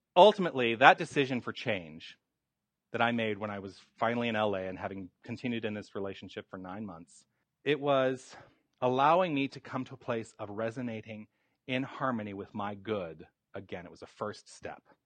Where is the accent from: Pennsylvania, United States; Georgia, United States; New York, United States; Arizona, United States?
Arizona, United States; Tucson; moved away as an adult; I was born and raised in Tucson, and then I went away for many decades, and then I've come back.